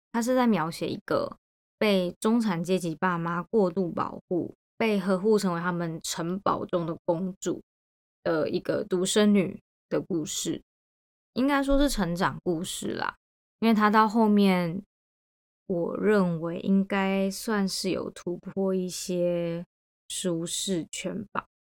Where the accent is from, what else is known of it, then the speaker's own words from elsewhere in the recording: Taiwan; moved away; 我在台湾的成长就是在牛奶之间做变化嘛